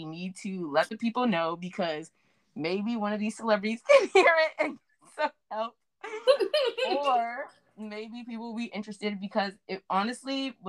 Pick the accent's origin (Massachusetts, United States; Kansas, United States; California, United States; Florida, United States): Florida, United States; South; I'm from South Florida.